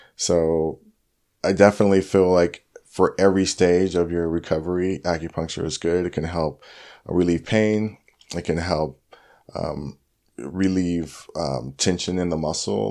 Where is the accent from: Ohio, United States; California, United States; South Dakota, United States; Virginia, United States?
California, United States; Orange County, LA County; also born or lived in Santa Cruz / Long Beach / Huntington Beach / Lake Forest; I grew up in Orange County, L A County, um, yeah, Long Beach, Huntington Beach, um, went to high school in Lake Forest, El Toro